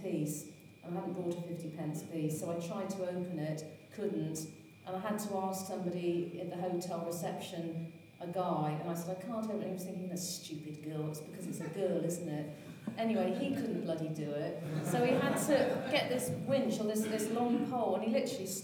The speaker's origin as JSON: {"language": "English", "town": "Hereford", "region": "West Midlands", "country": "United Kingdom", "also_born_or_lived": "Paris, France / Boston, United States / New York, United States", "moved": "as an adult", "said": "I'm originally from Hereford"}